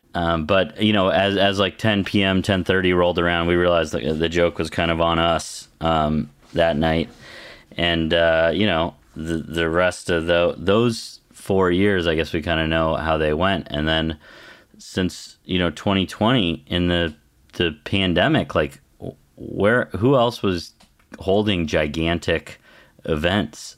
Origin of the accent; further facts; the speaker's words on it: Western Colorado, United States; I, I grew up in Western Colorado in, like, a super conservative district.